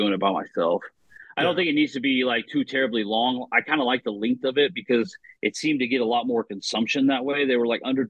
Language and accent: English; Oklahoma, United States; also born or lived in Nebraska; I grew up in Oklahoma. We don't have a pro team